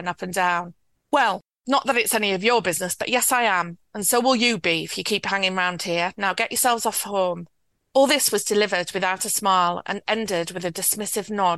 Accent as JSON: {"language": "English", "region": "Yorkshire and the Humber", "country": "United Kingdom", "tie": "born or raised there", "said": "I was born and raised in West Yorkshire and grew up in an environment very like the environment in the book."}